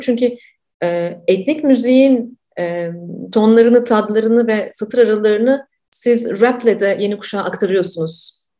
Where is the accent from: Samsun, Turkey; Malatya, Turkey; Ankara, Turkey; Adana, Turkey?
Ankara, Turkey; ben de Ankaralıyım